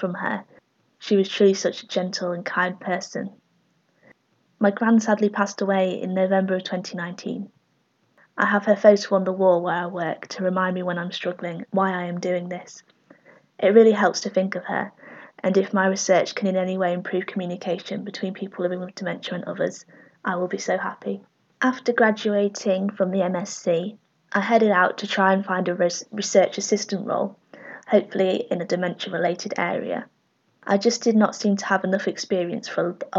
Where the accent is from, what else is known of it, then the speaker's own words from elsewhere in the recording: Sheffield, Yorkshire and the Humber, United Kingdom; also born or lived in Huddersfield, West Yorkshire; I am originally from Huddersfield in West Yorkshire and raised in Sheffield, South Yorkshire, and very proud of it